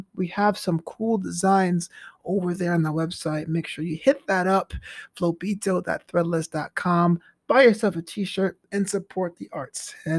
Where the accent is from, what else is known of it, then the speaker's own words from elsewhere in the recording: New York City, New York, United States; I'm a Brooklyn guy myself